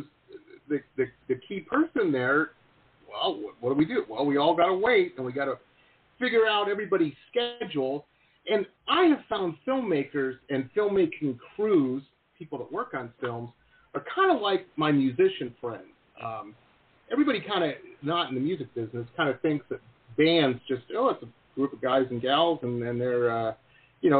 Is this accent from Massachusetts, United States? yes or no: no; Detroit, Michigan, United States; I grew up in Detroit, right across the river from Canada there, from Windsor